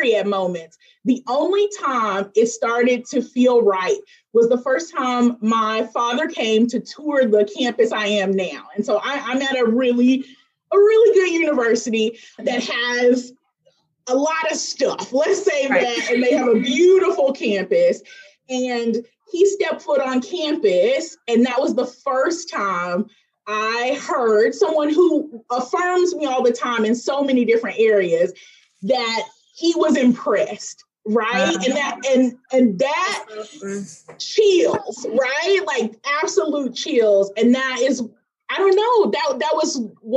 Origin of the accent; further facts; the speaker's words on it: Memphis, Tennessee, United States; moved away; I'm originally from Memphis, Tennessee